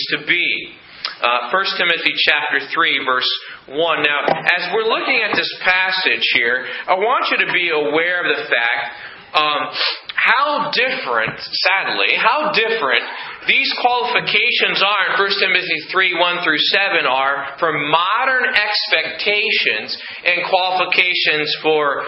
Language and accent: English; United States; as an American here